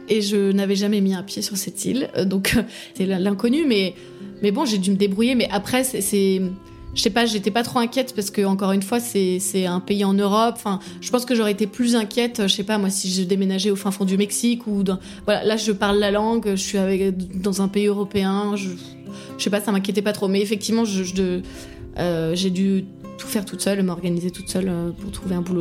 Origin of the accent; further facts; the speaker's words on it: Paris, Île-de-France, France; moved away as an adult; now in Ireland; je viens de Paris